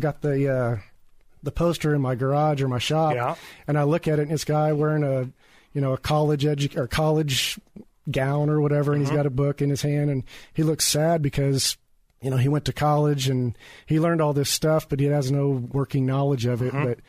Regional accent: Springfield, Missouri, United States; Well, my background is construction, and I was born in Springfield, Missouri. I've lived here all my life.

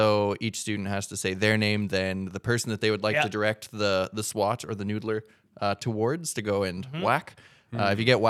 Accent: Regina, Saskatchewan, Canada; Growing up in Regina.

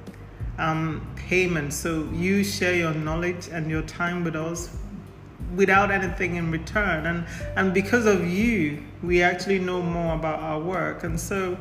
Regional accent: Nigeria; I'm Nigerian of Igbo descent

